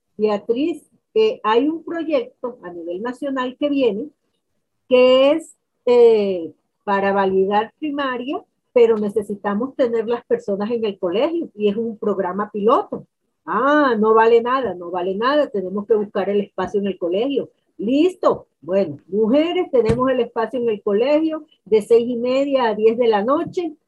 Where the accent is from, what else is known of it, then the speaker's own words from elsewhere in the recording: Valledupar, Cesar, Colombia; soy de Valledupar, Vallenata de pura cepa y de corazón